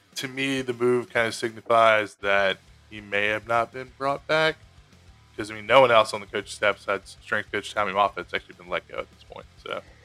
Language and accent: English; Louisiana, United States; I'm from Louisiana